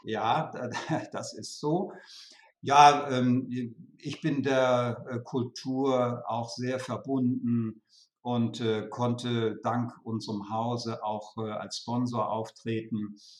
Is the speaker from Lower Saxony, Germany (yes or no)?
yes; Lüneburg Heath, Lower Saxony, Germany; moved away; also born or lived in Hamburg / Bad Reichenhall / Weimar; gebürtig in der Lüneburger Heide, und äh, meine Eltern hatten dort ein kleines Landhotel